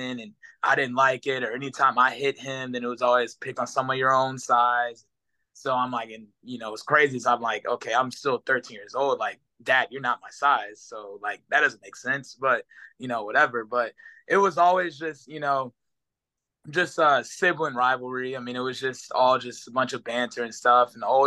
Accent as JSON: {"language": "English", "town": "Houston", "region": "Texas", "country": "United States", "tie": "born or raised there", "also_born_or_lived": "Oklahoma City, Oklahoma / Kingwood, Texas", "said": "I was born in Oklahoma City, and then moved down to Houston probably around 2. So I remember, I mean, bits and pieces of being in Oklahoma, but yeah, for the most part, I've been in Houston my entire life."}